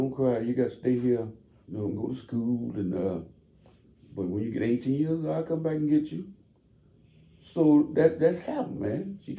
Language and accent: English; Camden, Mississippi, United States; moved away as an adult; also born or lived in Chicago; When I grew up down in Mississippi